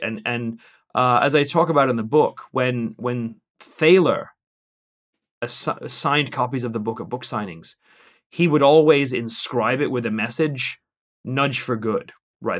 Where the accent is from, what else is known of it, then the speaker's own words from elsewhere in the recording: England, United Kingdom; as an Englishman